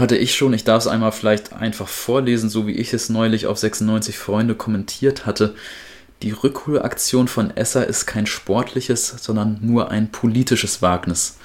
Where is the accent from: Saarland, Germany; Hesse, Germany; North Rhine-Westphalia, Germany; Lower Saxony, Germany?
Lower Saxony, Germany; Wedemark; meine Heimat